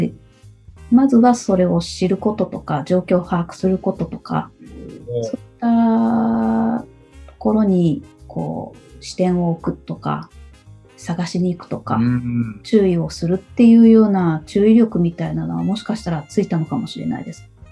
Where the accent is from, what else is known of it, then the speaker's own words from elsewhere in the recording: Hamamatsu, Shizuoka, Japan; also born or lived in Nagoya; now in Kakegawa, Japan; の今は掛川ですけど、えー、うん、浜松の方です。